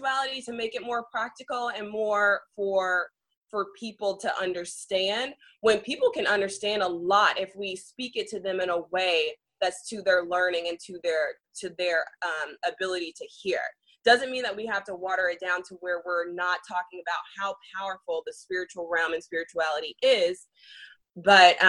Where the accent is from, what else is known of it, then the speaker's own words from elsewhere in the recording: Nashville, Tennessee, United States; moved away; Nashville, which is my hometown